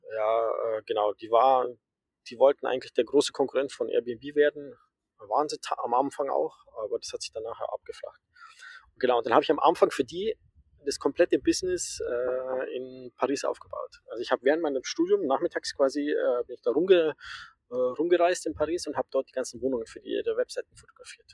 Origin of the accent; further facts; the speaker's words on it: Amberg, Bavaria, Germany; also born or lived in Groningen, Netherlands; ich bin, äh, in der Oberpfalz aufgewachsen, in der Nähe von Amberg